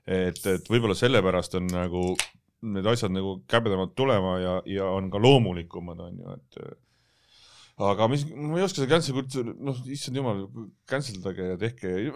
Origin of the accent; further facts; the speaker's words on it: Tallinn, Harju County, Estonia; ma olen üles kasvanud siin kanalas, Telliskivi tänaval